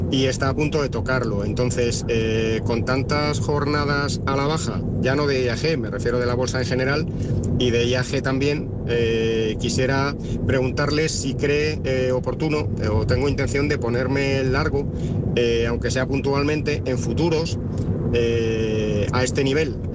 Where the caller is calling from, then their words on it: Madrid, Community of Madrid, Spain; Hola, buenas tardes … eh, de Madrid.